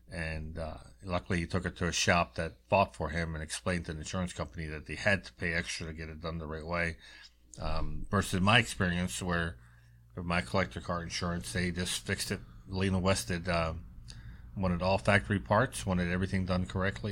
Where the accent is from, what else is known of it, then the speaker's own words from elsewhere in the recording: Baltimore, Maryland, United States; I'm growing up in Baltimore